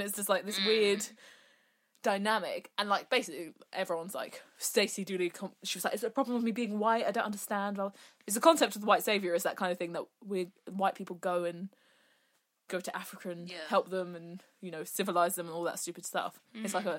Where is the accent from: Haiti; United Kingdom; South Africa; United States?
United Kingdom; it would still be the same because I'm a British Western